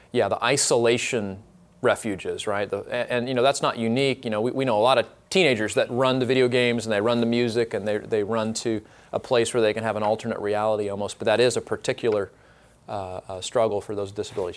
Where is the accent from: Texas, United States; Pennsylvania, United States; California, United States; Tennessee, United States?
California, United States; Orange County; now in Dallas Fort Worth area, United States; I am from Orange County